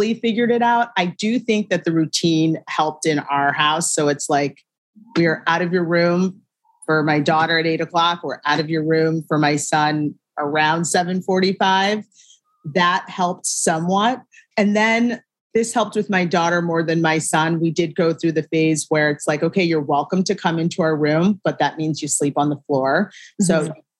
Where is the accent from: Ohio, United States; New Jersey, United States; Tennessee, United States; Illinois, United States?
Ohio, United States; Shaker Heights; moved away as an adult; also born or lived in New York; I am from a town called Shaker Heights, Ohio. It's right mm-hmm. outside of Cleveland, born and raised.